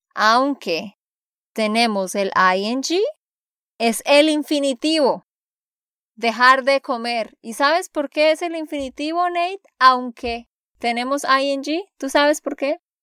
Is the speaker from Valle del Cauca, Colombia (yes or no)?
no; Santander, Colombia; de Santander, Colombia